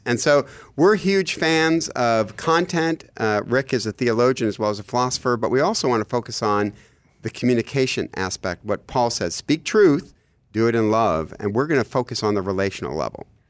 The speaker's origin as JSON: {"language": "English", "region": "Michigan", "country": "United States", "said": "I'm from Michigan"}